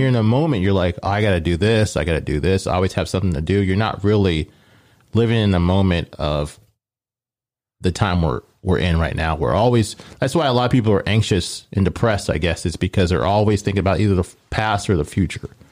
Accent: Omaha, Nebraska, United States; I grew up in Omaha

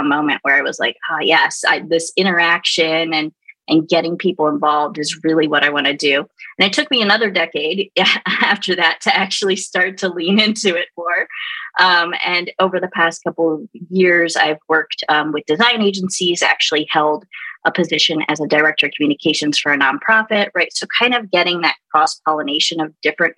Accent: Baltimore, Maryland, United States; now in San Antonio, United States; I'm originally from Baltimore

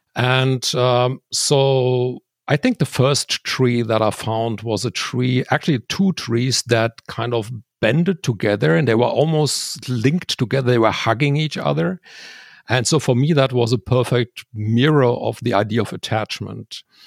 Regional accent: Switzerland; there's a high plateau near my hometown

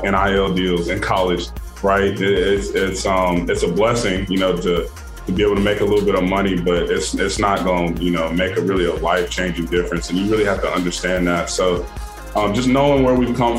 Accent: North Carolina, United States; I'm from North Carolina

